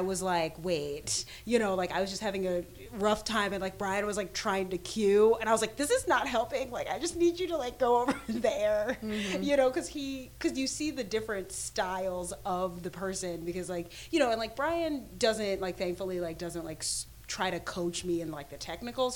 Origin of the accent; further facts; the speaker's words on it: Jamaica; I'm Jamaican